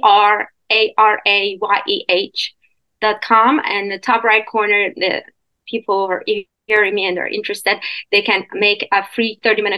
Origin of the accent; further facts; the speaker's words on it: Iran; moved away as an adult; also born or lived in Canada; now in United States; I was born and raised in Iran, in Middle East, and until I was 21. So I went to Canada after that, and then I'm in the U.S